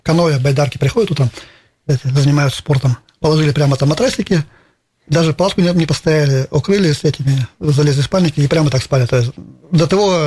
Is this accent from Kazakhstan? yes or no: no; Izhevsk, Udmurtia, Russia; я татарин, но тем не менее с России